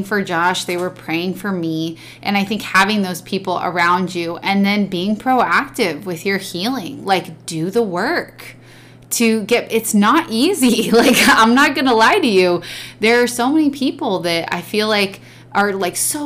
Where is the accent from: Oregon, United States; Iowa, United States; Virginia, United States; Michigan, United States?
Oregon, United States; we grew up in Oregon